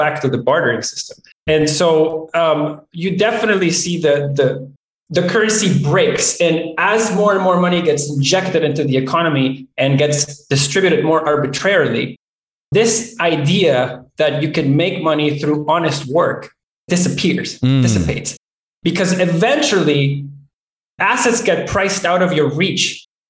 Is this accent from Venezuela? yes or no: yes; Venezuela; now in Canada; growing up in Venezuela